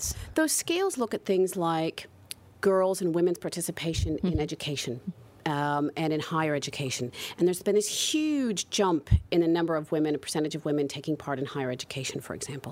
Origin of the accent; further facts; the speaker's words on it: United States; moved away as an adult; now in Netherlands; I'm not from the Netherlands originally, I grew up in the US